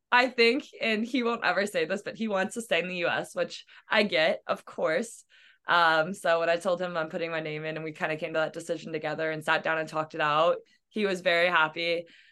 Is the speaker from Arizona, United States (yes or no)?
no; Missouri, United States; now in Iowa, United States; I'm from Missouri and I've moved to Iowa and that's all I've ever moved